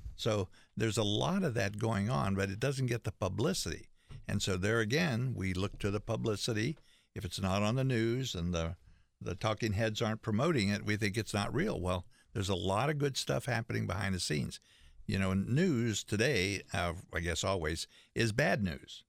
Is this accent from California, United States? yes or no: no; West Virginia, United States; I grew up in West Virginia